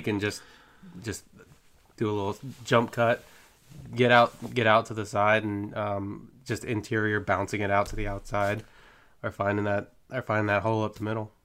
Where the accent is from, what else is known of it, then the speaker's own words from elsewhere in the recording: Jacksonville, Florida, United States; I've born and raised in Duval. I've been here all my life.